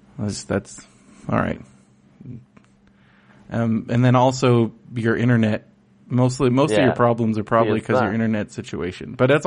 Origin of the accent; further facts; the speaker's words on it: San Diego, California, United States; growing up in San Diego